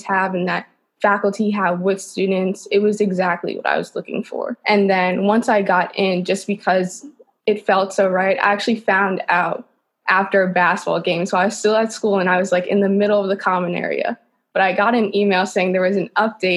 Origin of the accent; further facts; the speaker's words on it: New York City, New York, United States; I'm from New York City. I live in Manhattan. I've lived here my entire life.